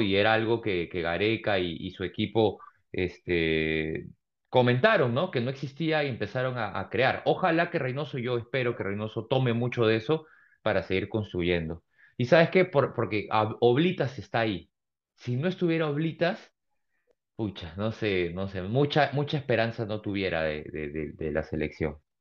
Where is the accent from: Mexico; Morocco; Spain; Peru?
Peru; como peruano